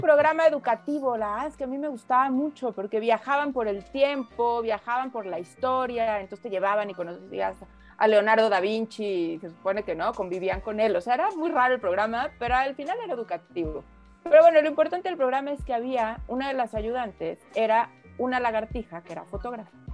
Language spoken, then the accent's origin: Spanish; Mexico; also born or lived in France; aquí en México vivimos muy protegidos, ¿no? Por nuestra familia